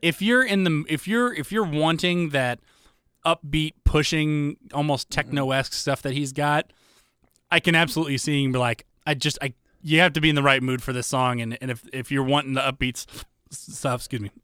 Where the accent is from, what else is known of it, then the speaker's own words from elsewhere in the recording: United States; an American